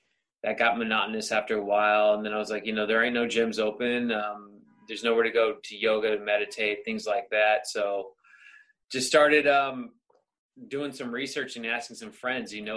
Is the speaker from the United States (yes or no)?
yes; Sacramento, California, United States; moved away as an adult; now in Los Angeles, United States; Born and raised in Sacramento, came out here in 2000 in, when did I come out here? 2012, 2013